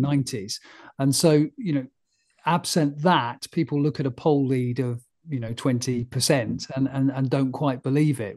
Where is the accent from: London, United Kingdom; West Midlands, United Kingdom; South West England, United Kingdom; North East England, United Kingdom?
South West England, United Kingdom; Frome; moved away; Froome, which was where I was born